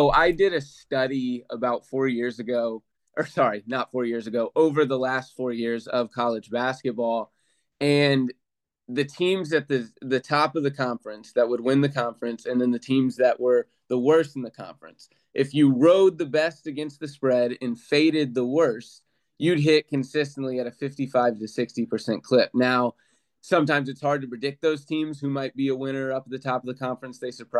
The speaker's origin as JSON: {"language": "English", "town": "Oklahoma City", "region": "Oklahoma", "country": "United States", "said": "I'm originally from Oklahoma City, Oklahoma."}